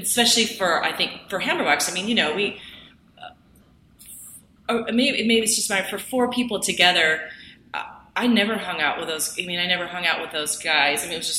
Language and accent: English; Kennewick, Washington, United States; moved away; I grew up in Kennewick.